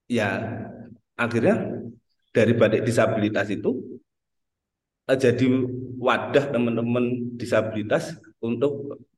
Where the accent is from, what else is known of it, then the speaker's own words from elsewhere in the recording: Trenggalek, East Java, Indonesia; born there; asli uh, lahir di Trenggalek, sekarang domisili juga di Trenggalek.